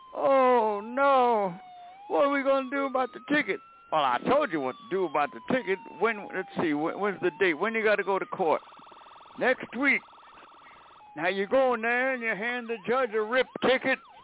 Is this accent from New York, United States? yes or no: yes; New York City, New York, United States; I grew up in Brooklyn